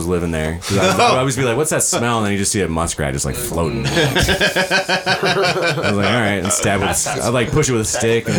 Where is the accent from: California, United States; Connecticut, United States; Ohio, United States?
Ohio, United States; Medina; also born or lived in Olmsted Falls, Ohio; now in Bowling Green, United States; I grew up in the Medina area.